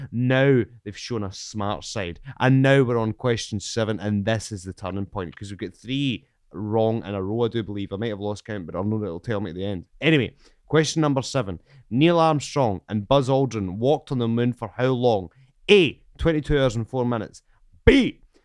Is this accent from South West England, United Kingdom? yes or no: no; Scotland, United Kingdom; I'm from Scotland